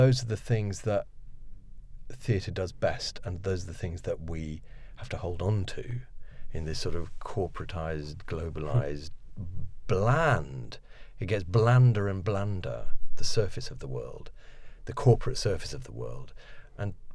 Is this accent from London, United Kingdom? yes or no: no; Oxford, South East England, United Kingdom; accent: posh; also born or lived in Paris / New York; I suppose Oxford is mainly my home because that's where I'd always come back to because my father was teaching at the university there and we grew up in Oxford